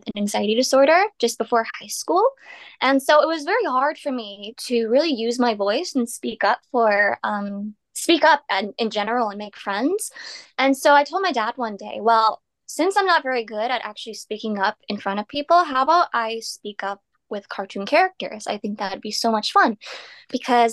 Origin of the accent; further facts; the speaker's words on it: Canada; I'm Canadian